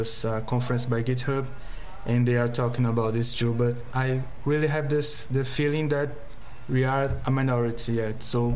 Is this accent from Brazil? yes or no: yes; Brazil; here in Brazil